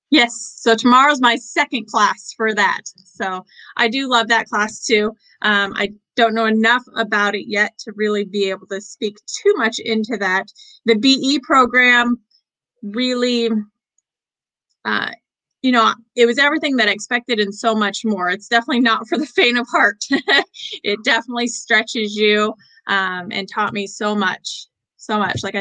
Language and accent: English; Boise, Idaho, United States; also born or lived in Portland, Oregon; Uh, Idaho was where I was born, and I was raised between both Boise and Portland.